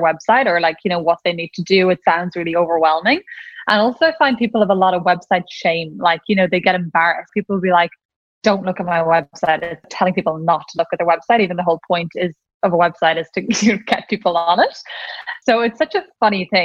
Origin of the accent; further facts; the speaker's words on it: Ireland; accent: Irish; I'm Irish, in case anyone couldn't tell from my accent